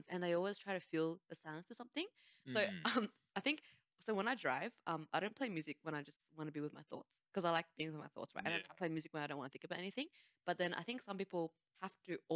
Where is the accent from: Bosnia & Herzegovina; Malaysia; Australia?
Australia; I'm Australian